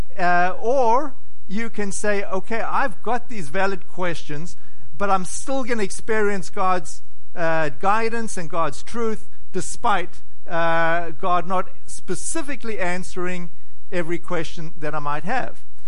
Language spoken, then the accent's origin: English; South Africa; now in United States; I was born in South Africa